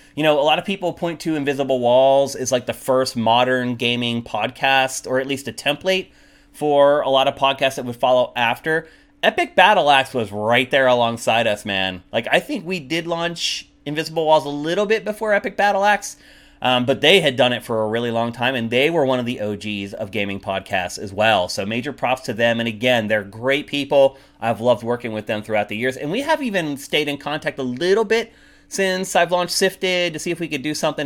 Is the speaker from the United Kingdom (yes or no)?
no; United States; also born or lived in Los Angeles; an American coming back here